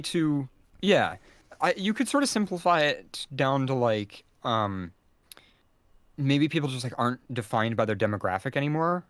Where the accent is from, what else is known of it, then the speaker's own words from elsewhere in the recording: United States; as an American